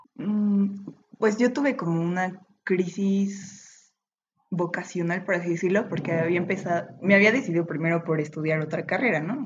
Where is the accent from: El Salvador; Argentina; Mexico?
Mexico; Metepec, State of Mexico; moved away as an adult; now in Puebla, Mexico; yo soy de, de Toluca, de Metepec, Estado de México